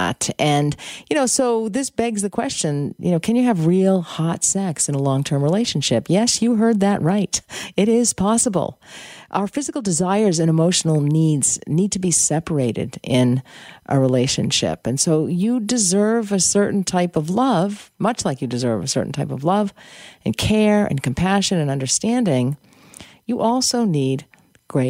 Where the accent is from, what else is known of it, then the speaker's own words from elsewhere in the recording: United States; moved away; I'm American. And anyway, I have family back there.